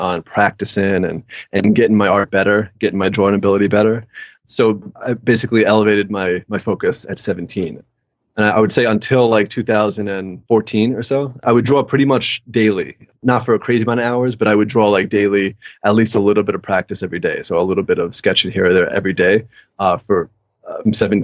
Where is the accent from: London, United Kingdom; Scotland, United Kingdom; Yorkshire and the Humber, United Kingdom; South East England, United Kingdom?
London, United Kingdom; moved away; I grew up in England